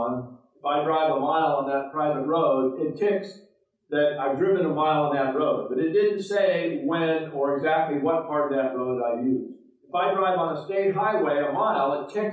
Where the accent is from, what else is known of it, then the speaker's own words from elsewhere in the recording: Oregon, United States; also born or lived in Portland; My home state of Oregon